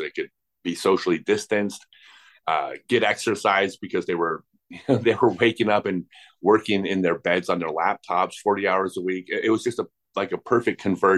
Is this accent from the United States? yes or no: yes; La Cañada Flintridge, California, United States; I grew up in La Cañada, Flint Ridge.